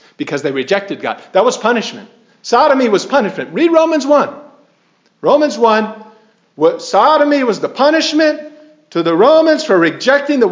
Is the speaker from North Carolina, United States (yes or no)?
yes; Wilmington, North Carolina, United States; I was in from Wilmington, North Carolina.